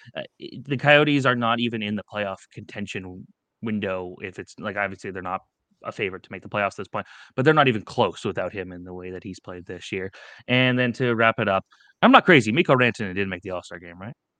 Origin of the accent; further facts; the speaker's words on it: Toronto, Ontario, Canada; we're from Toronto